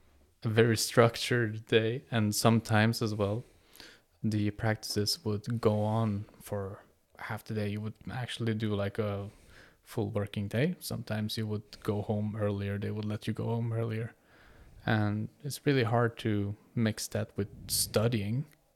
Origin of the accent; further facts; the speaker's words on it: Norway; English is a second language; I'm a 6-year student here. I'm from Norway, and my parents are originally from Kurdistan.